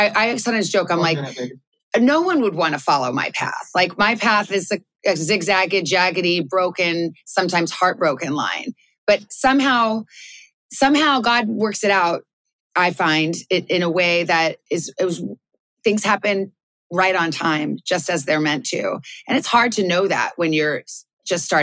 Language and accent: English; Tucson, Arizona, United States; moved away as an adult; also born or lived in Melbourne, Australia / New York; I grew up in Tucson, Arizona.